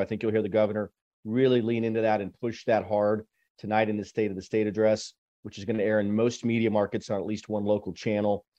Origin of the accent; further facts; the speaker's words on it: Austin, Texas, United States; also born or lived in Washington, D.C.; I grew up in Austin, went to U T, graduated, went to D C for ten years